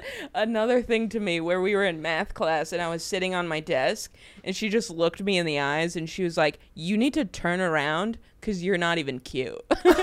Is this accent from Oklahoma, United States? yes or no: yes; Oklahoma, United States; I grew up in Oklahoma.